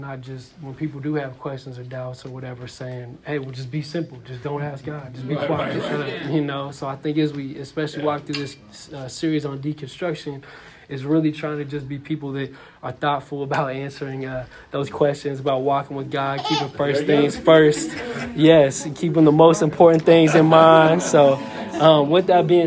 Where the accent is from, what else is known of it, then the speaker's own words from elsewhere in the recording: Seattle, Washington, United States; somebody growing up in Seattle